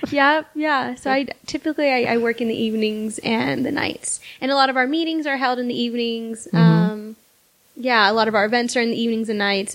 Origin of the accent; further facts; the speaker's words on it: South Texas, United States; So I grew up in South Texas